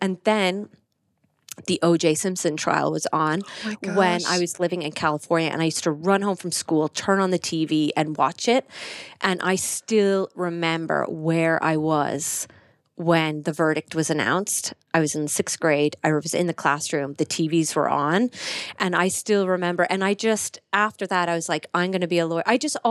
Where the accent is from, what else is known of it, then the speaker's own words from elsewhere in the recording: Listowel, Munster, Ireland; So I'm fully Irish. I'm from Kerry. I'm from Listowel. I think I just put a Cork accent on there, but I'm from Kerry.